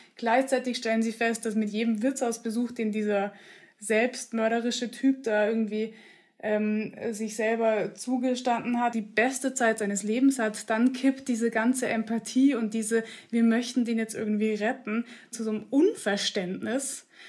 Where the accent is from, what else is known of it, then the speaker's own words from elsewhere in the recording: Upper Austria, Austria; also born or lived in Munich, Germany; ich bin ja wirklich am Landland in Oberösterreich aufgewachsen. Also ich bin erst in München geboren worden und als ich aber eingeschult wurde, kurz zuvor sind wir nach Österreich gezogen